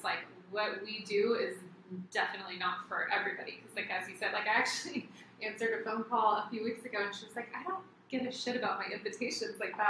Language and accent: English; Costa Mesa, California, United States; It's my hometown